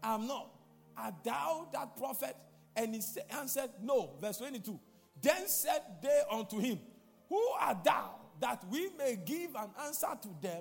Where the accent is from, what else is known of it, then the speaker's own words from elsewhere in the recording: Ghana; I'm a Ghanaian. I'm not a Nigerian